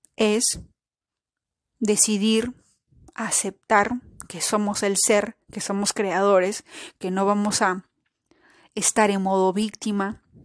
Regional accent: Peru; el caso de Perú, por ejemplo, que es mi, país, mi patria, donde yo nací

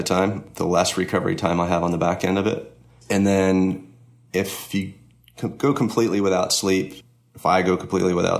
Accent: Connecticut, United States; also born or lived in Florida; now in Georgia, United States; I grew up in Connecticut, but I ended up in Florida for 5 or 6 years before I moved to Georgia

